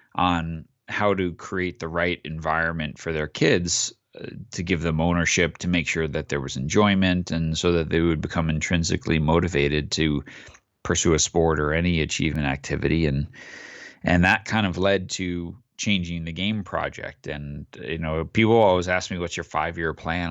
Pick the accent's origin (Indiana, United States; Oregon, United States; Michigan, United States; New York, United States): New York, United States; Long Island; I grew up on Long Island